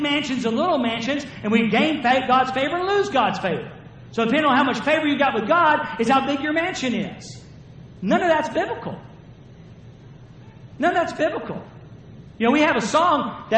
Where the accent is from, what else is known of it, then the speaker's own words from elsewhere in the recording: the South, United States; I'm from the South